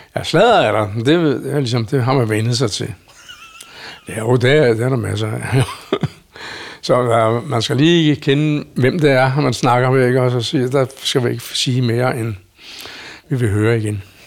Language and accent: Danish; Solrød Strand, Zealand, Denmark; moved away as an adult; now in Stavreby, Denmark; er begge to både født og opvokset inde i Solrød Strand